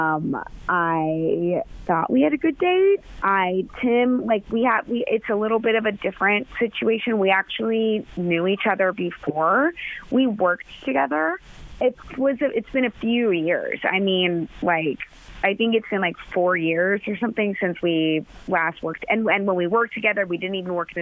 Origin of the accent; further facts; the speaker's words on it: Middletown, Ohio, United States; I'm from Middletown